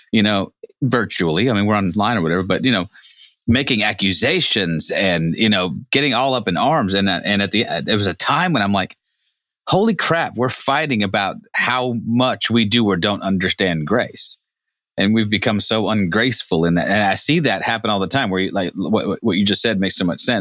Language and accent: English; Humboldt County, California, United States; John and I grew up in Humboldt County